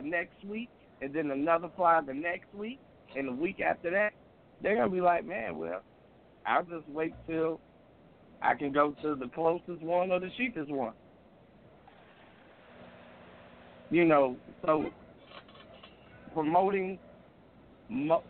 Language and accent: English; Chicago, Illinois, United States; I'm from Windy City